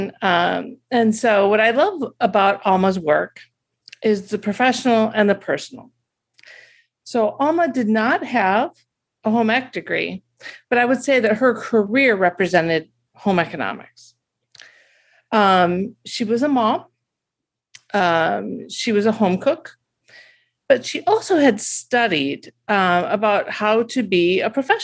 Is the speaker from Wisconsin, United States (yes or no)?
yes; Milwaukee, Wisconsin, United States; I'm from Milwaukee